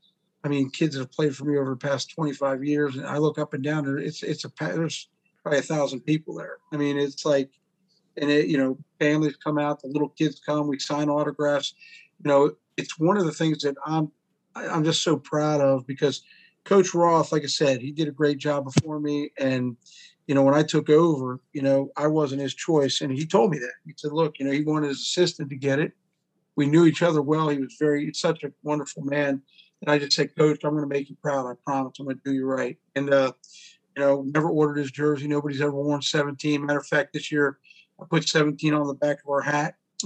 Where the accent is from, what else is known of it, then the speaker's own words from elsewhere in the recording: Vienna, Virginia, United States; And coaching in Vienna, man, it's like I grew up in Vienna.